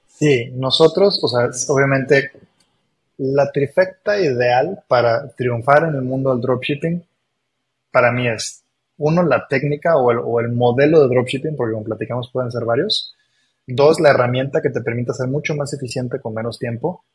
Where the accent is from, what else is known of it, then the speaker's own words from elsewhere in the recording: Mexico; also born or lived in Argentina; nací en Argentina, pero yo toda mi vida viviendo en México. Soy más mexicano que el nopal